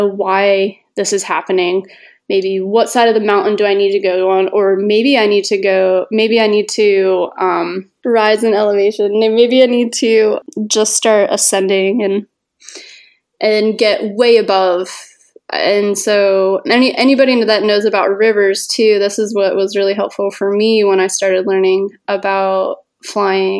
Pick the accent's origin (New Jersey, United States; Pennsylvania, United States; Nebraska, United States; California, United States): Pennsylvania, United States; north of Philadelphia; I grew up in Pennsylvania, north of Philly